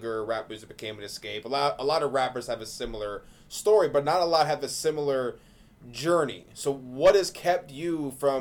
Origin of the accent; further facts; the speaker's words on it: Michigan, United States; I'm from Michigan